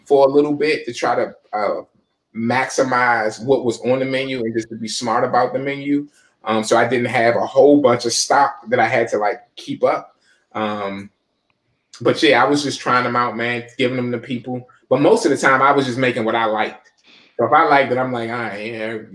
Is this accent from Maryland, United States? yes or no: yes; Forestville, Maryland, United States; I'm from Fordsville, Prince George's County